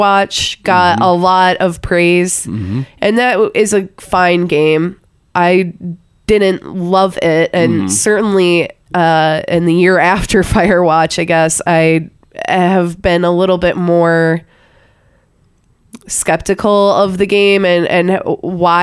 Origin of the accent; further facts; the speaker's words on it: Midwest, United States; I'm from the Midwest, so I have a lot of that similar foliage and house style, like where I'm from.